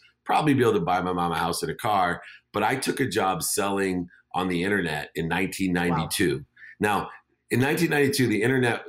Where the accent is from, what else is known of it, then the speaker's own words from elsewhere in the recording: San Diego, California, United States; also born or lived in Akron, Ohio; I moved from Akron, Ohio to San Diego.